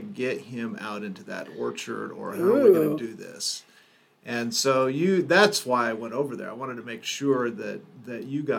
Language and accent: English; Overland Park, Kansas, United States; I grew up in Kansas. I grew up in Overland Park